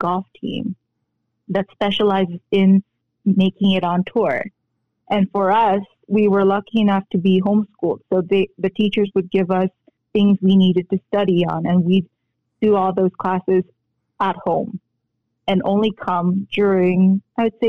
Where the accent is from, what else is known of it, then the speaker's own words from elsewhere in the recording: Philippines; moved away; also born or lived in Korea; coming from Korea and growing up in the Philippines, I was lucky enough to be raised in the Philippines